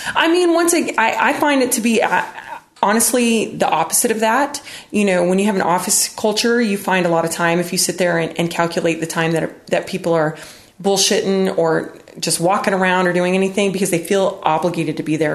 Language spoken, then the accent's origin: English; United States; I grew up in West Texas, New Mexico